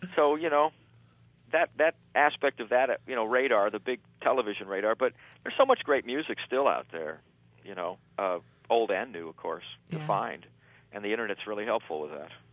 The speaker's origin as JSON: {"language": "English", "town": "Los Angeles", "region": "California", "country": "United States", "tie": "born or raised there", "also_born_or_lived": "Barstow, California", "said": "I grew up in Barstow till I was about eight. And okay, then now, I moved into Los Angeles"}